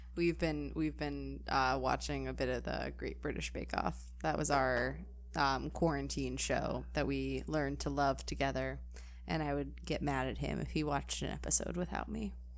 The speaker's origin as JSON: {"language": "English", "region": "Midwest", "country": "United States", "tie": "born or raised there", "said": "growing up in the Midwest"}